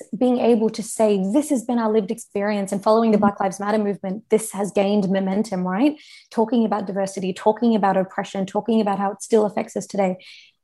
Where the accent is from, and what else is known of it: Australia